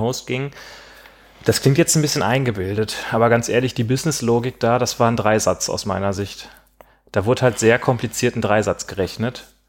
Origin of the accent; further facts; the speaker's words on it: Gladbeck, North Rhine-Westphalia, Germany; moved away; Ich komme ja aus Gladbeck